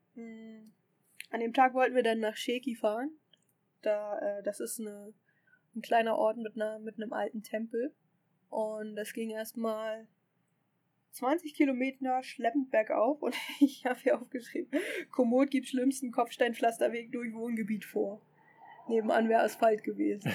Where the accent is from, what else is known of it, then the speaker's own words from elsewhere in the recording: Germany; ich komme aus Deutschland